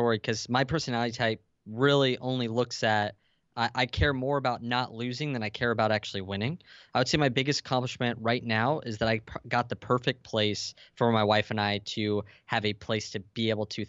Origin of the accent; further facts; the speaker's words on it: San Diego, California, United States; San Diego.